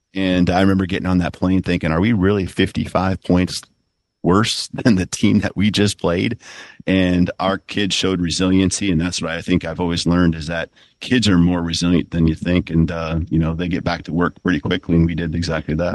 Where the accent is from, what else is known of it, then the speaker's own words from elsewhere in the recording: South Dakota, United States; moved away; also born or lived in Seattle; my home state, you know, and, uh, the pride I have for South Dakota